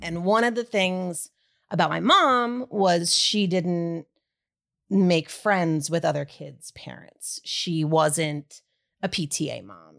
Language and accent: English; Wissahickon School District, Philadelphia area, Pennsylvania, United States; moved away as an adult; I grew up, um, kind, e, pretty much every town that is in Wissahickon School District. I was in Springhouse, I was, um, in Lower Gwinnett, I was in Ambler, I was in Bluebell.